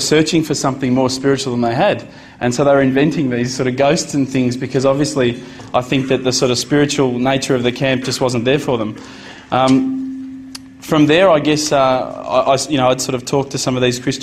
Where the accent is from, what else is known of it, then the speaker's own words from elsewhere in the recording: Australia; as an Australian, as an Aussie